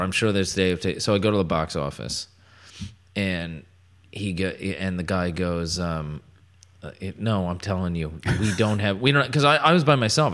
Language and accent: English; Connecticut, United States; I grew up in Connecticut